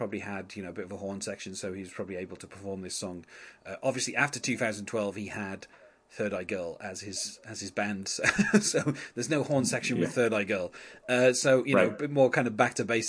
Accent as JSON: {"language": "English", "region": "England", "country": "United Kingdom", "said": "I'm English"}